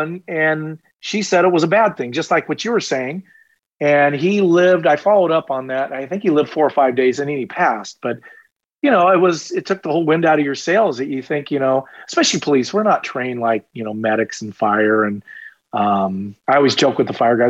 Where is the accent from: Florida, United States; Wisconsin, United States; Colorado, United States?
Florida, United States; Titusville; I was born in Titusville, Florida